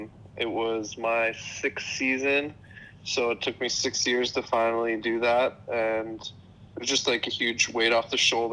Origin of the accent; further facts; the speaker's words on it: Port Credit, Ontario, Canada; I was born in Port Credit, Ontario, Canada. Went to high school with you, obviously, at Port Credit.